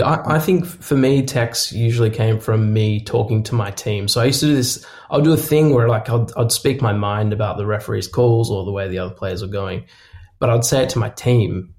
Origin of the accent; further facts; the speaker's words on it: Australia; I'm Australian